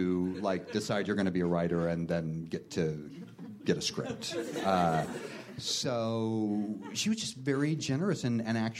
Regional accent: United States; Eastern Washington, Western Idaho, but there were some Twin Peaksy things that happened when I grew up

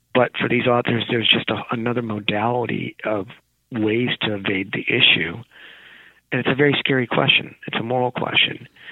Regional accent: a small rural town in California, United States; I'm Indian American. From my parents from India, in a small rural town in California.

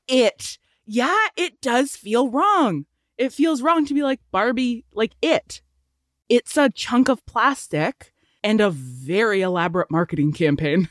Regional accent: Canada; we're Canadian

